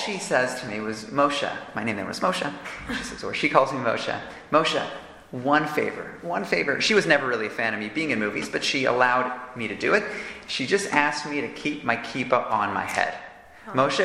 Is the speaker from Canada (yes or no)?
yes; Toronto, Ontario, Canada; now in Jerusalem, Israel; growing up in Toronto, I could have seemed like an ordinary kid